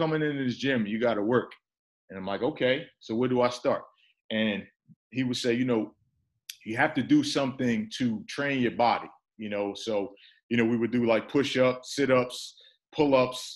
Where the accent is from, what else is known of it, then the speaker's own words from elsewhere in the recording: Newark, New Jersey, United States; also born or lived in Irvington, New Jersey; I was born and raised in Newark, New Jersey, also Irvington, New Jersey